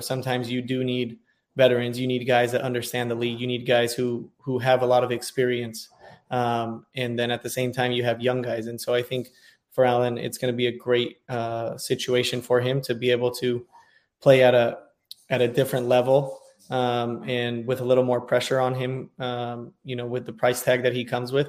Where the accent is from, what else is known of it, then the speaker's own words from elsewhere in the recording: California, United States; also born or lived in Washington, D.C.; now in Dallas, United States; I'm from California